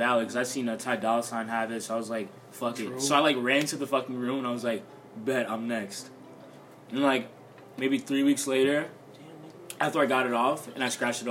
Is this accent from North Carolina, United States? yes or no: no; Florida, United States; I'm from Florida